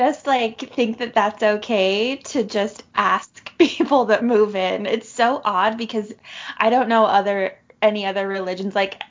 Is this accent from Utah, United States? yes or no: yes; Orem, Utah, United States; I grew up in Orem